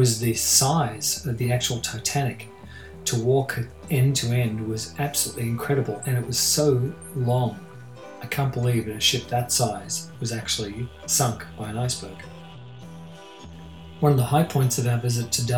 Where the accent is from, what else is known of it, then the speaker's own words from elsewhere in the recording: Australia; the hot and dusty rural community I grew up into in Australia